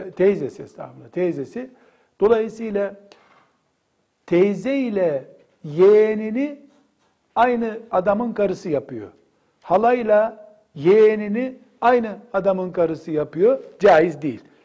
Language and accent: Turkish; Black Sea Region, Turkey